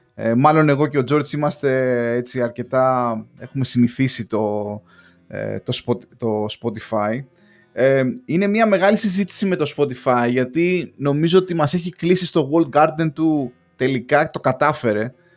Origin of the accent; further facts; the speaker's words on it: Greece; now in England, United Kingdom; ως Έλληνας μετανάστης στην Αγγλία, έχοντας κλείσει 5-6 χρόνια